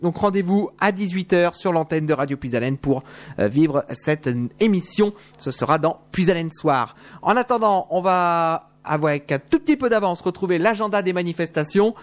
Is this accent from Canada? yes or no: no; Soissons, Hauts-de-France, France; now in Suresnes, France; maintenant j'habite avec Suresnes, mais avant j'ai grandi à Soissons